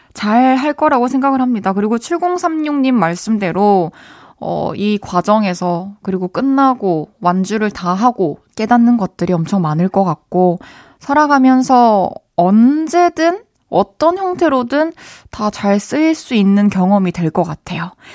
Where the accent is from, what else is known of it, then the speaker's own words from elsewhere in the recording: Masan, South Gyeongsang, South Korea; moved away; 저는 어렸을 때 마산에서 자랐잖아요.